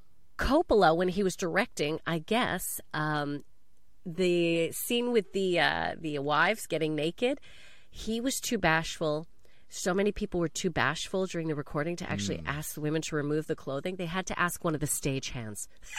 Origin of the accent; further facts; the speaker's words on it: Canada; Keanu's Canadian, just so you know, everyone, that. As a Canadian.